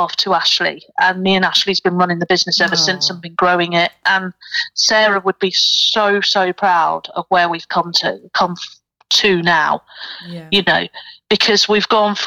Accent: Portsmouth, South East England, United Kingdom; now in Nottingham, United Kingdom; whenever I go down to Portsmouth, which is my hometown

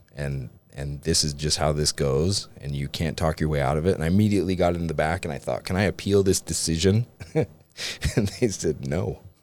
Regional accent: Utah, United States; I grew up in Utah County

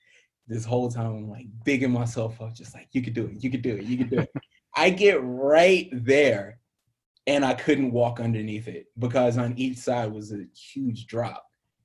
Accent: Southern US, United States; And, I get in the Midwest somewhere, and I'm from the South, right?

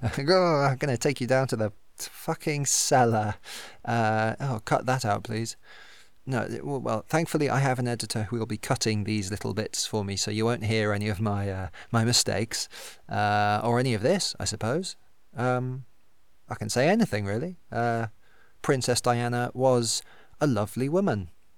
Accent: Thrupp, South West England, United Kingdom; so thank God I didn't try it in my hometown of Stroud. Thrupp, sorry.

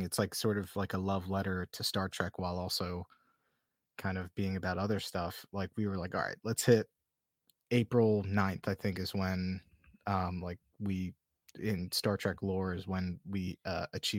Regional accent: Atlantic City, New Jersey, United States; I grew up like right outside Atlantic City

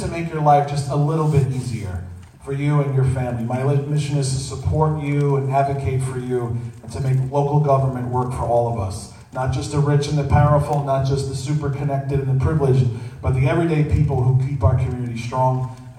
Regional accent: New York City, New York, United States; I was born and raised right here in Bay Ridge. I actually went to high school right here at Xaverian

